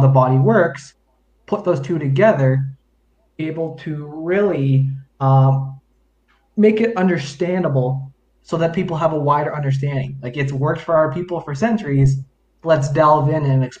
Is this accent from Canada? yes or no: yes; London, Ontario, Canada; also born or lived in Chippewas of Georgina Island, Ontario; I've grown up in London, Ontario